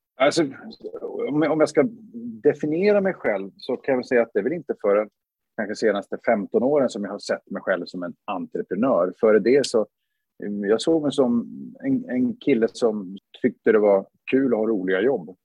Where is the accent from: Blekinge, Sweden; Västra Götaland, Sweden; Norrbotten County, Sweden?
Norrbotten County, Sweden; Luleå; moved away as an adult; jag är född i Luleå 1974